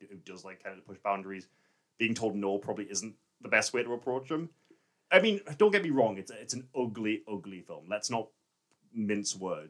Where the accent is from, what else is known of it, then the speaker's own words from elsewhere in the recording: England, United Kingdom; an Englishman